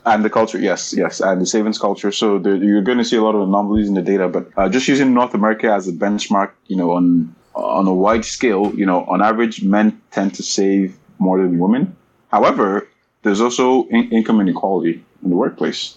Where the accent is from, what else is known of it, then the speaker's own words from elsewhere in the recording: Nigeria; also born or lived in England / Canada; now in Waterloo, Canada; for most part, it was a Nigerian upbringing